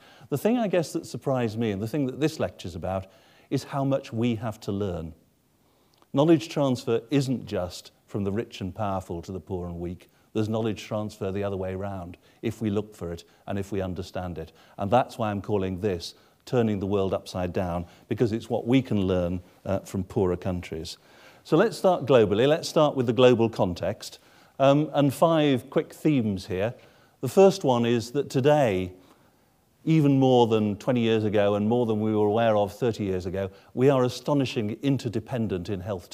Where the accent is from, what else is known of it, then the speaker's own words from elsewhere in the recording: England, United Kingdom; I, as an Englishman